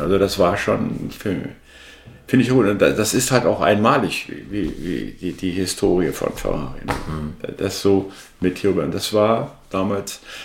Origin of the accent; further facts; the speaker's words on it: Berlin, Germany; moved away; wir haben über Berlin gesprochen, wo ich herkomme